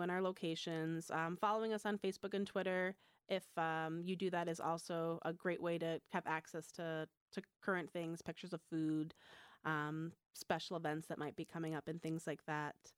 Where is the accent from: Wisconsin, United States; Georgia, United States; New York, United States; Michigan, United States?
Michigan, United States; moved away as an adult; I grew up in Michigan.